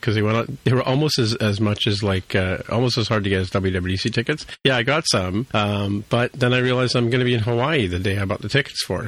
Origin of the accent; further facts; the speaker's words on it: England, United Kingdom; moved away; I was born in England